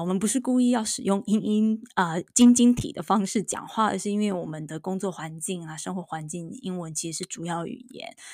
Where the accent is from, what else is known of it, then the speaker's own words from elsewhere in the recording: Taiwan; moved away as an adult; now in United States; 我当了这个十一年的妈妈，因为我老大刚满十一岁哦，我发现我在台湾长大